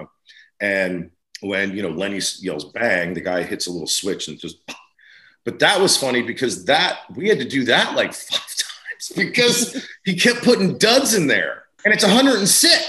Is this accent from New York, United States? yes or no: no; New Jersey, United States; I'm from Jersey